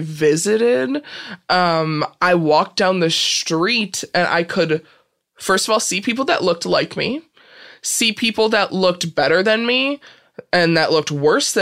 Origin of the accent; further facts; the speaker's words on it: Peru, Illinois, United States; Peru, Illinois